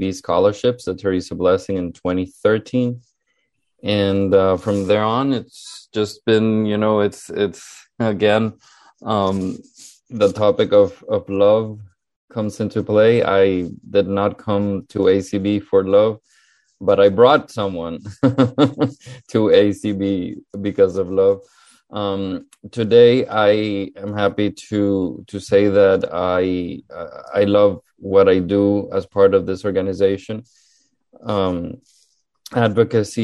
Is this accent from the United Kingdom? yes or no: no; Honduras; moved away as an adult; also born or lived in Miami Beach, Florida; now in United States; I am originally from Honduras, Central America, born and raised over there